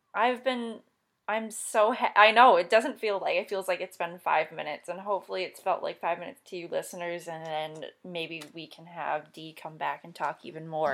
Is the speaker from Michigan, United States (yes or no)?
yes; Michigan, United States; I'm also from Michigan